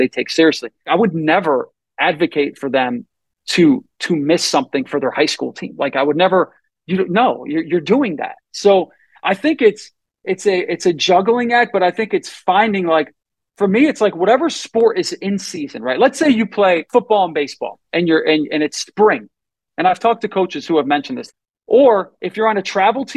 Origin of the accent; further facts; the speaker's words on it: Northeast, United States; I grew up in the Northeast